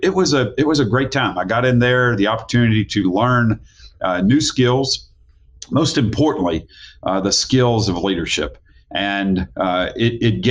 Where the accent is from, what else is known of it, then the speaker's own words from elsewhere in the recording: Louisville, Kentucky, United States; moved away as an adult; also born or lived in Knoxville, Tennessee; now in Tennessee, United States; I was in Louisville, Kentucky. That's where I was born and raised